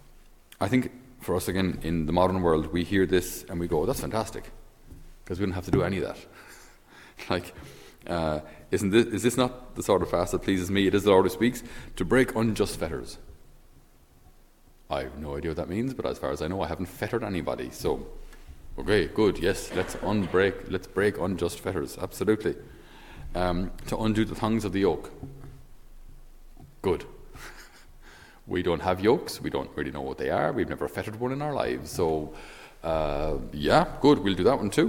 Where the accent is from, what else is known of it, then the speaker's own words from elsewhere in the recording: Ireland; us as Irish